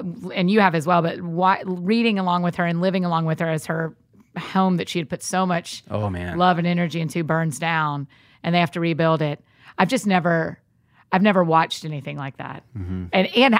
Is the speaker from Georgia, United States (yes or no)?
yes; Atlanta, Georgia, United States; I grew up in Atlanta.